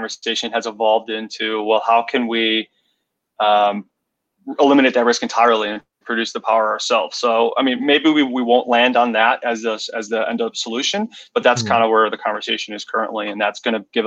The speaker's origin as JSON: {"language": "English", "town": "Chicago", "region": "Illinois", "country": "United States", "tie": "born or raised there", "also_born_or_lived": "Central Washington", "said": "I'm from Chicago, in the Chicago suburbs right now"}